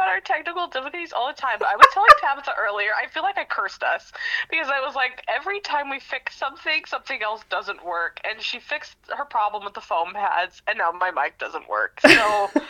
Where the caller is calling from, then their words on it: Sacramento, California, United States; You know, Sacramento.